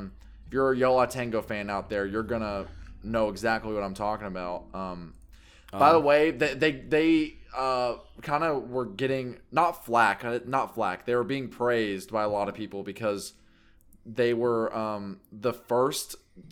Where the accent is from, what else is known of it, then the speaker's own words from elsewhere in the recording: Kentucky, United States; Oh, I'm from Kentucky.